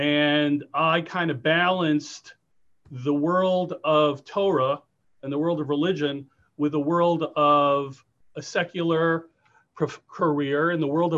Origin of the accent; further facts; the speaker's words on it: New York City, New York, United States; moved away as an adult; also born or lived in Lawrence, New York / Los Angeles / Jerusalem; I was raised as an Orthodox Jew, grew up in Far Rockaway, New York. My parents were religious Zionists.